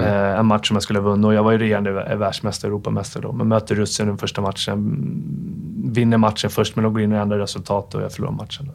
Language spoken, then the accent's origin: Swedish; Stockholm, Stockholm County, Sweden; jag växte upp i Farsta